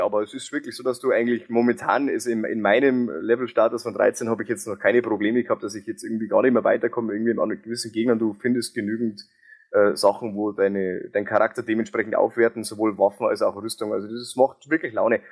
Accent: near Ingolstadt, Bavaria, Germany; accent: Bavarian; Und ich komme aus der Nähe Ingolstadt, wie man vielleicht an meinem Dialekt

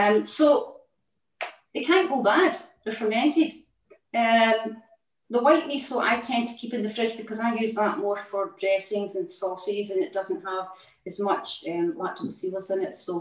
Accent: Scotland, United Kingdom; moved away as an adult; also born or lived in Outer Hebrides; now in England, United Kingdom; I'm a Scottish person, right? So we had a lot of seaweed in our diet as well. Up in the Outer Hebrides

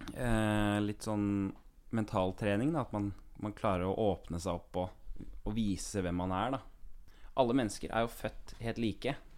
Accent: Kongsberg, Buskerud, Norway; moved away; Jeg er en fyr fra Kongsberg

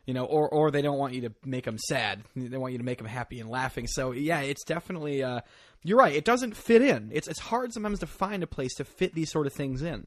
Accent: Northeast Connecticut, United States; now in New York, United States; I grew up in, uh, the backwoods of Northeast Connecticut

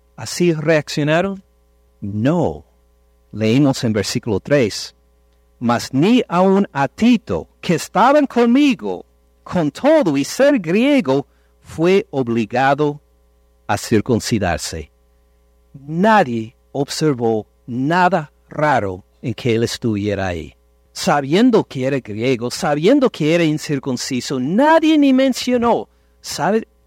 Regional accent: Ohio, United States; Nací casi en Canadá, tan lejos de México nací. En Estados Unidos, en el estado de Ohio

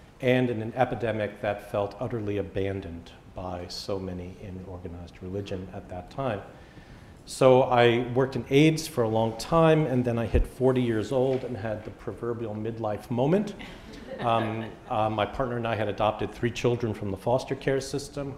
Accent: New York City, New York, United States; I grew up also in Brooklyn

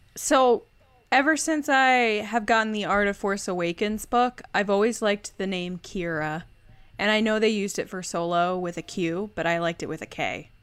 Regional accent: Redding, Connecticut, United States; Reading, Connecticut, and that's my hometown.

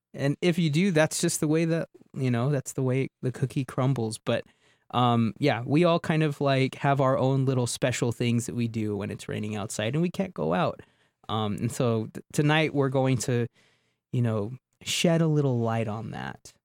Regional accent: Southwest, United States; moved away; I grew up in the Southwest

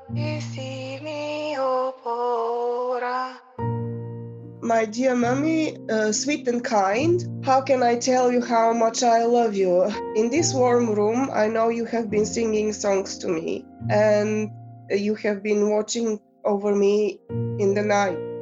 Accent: Bulgaria; first language Bulgarian; English is a second language; moved away; I grew up in the 70s, 80s, and I'm from Bulgaria

